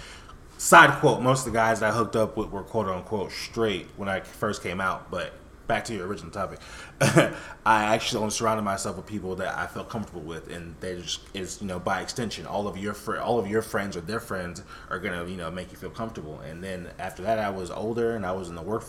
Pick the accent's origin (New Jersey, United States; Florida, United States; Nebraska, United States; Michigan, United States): Florida, United States; Miami; also born or lived in West Palm Beach; my friends in Miami that I grew up